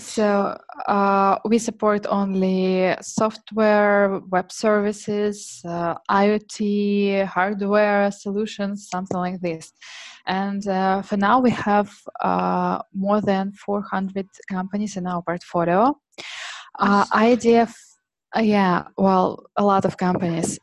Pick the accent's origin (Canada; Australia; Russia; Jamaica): Russia; Tomsk, Tomsk Oblast; English is a second language; moved away as an adult; now in Moscow, Russia; I was born in Siberia, and I moved to Moscow four years ago.